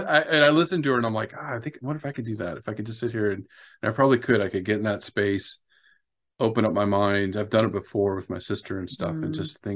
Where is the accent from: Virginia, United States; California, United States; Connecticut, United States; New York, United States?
California, United States; I grew up in Southern California.